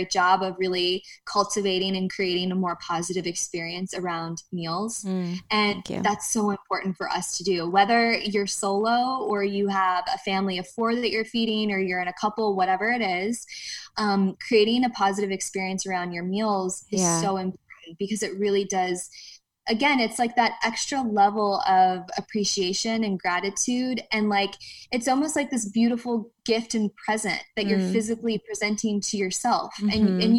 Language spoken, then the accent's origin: English; Ohio, United States; We're from Ohio